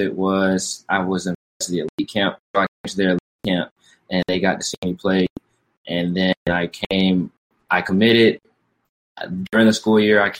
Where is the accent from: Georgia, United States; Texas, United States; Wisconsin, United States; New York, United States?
Georgia, United States; Atlanta; moved away as an adult; now in Houston, United States; I am from Atlanta, Georgia, born and raised